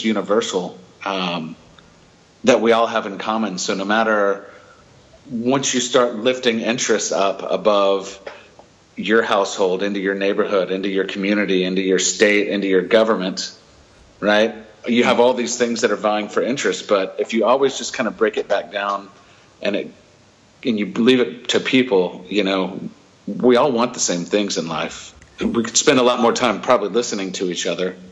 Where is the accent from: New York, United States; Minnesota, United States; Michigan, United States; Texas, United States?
Texas, United States; Dallas; moved away as an adult; also born or lived in Houston; now in Qatar; I grew up in Dallas, Fort Worth